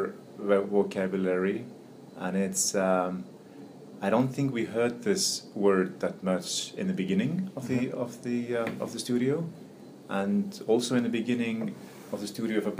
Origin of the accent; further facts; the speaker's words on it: Iceland; moved away as an adult; now in New York, United States; I'm born and raised in Iceland. Came here in early 90s, or 89 actually.